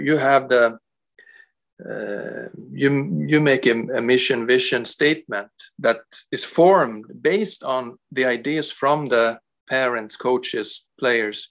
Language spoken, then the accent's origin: English; Sweden; moved away as an adult; also born or lived in Canada; now in Romania; I come from Sweden